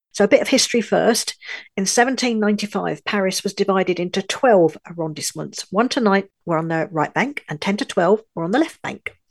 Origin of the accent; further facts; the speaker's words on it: London, United Kingdom; moved away as an adult; also born or lived in northern France; now in France; I was born in London, U K, but I now live in a little village in the far north of France